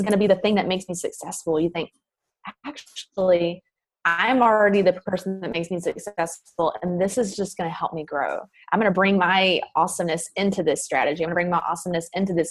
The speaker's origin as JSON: {"language": "English", "region": "the South", "country": "United States", "accent": "Southern", "said": "I used to be really self-conscious of my accent coming from the South"}